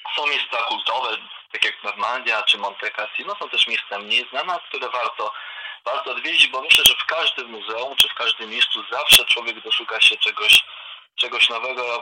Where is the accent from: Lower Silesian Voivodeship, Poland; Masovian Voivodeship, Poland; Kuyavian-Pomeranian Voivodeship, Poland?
Masovian Voivodeship, Poland; Warsaw; jestem też warszawiakiem od urodzenia